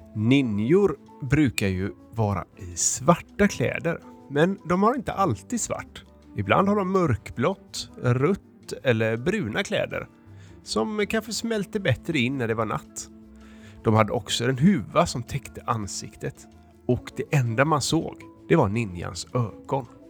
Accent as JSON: {"language": "Swedish", "town": "Degerby", "country": "Finland", "said": "jag är från Degerby, Finland och jag är fyra år"}